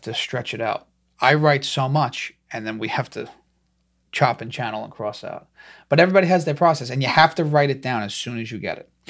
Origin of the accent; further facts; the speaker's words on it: New York City, New York, United States; I'm from New York, but they didn't know where Staten Island was.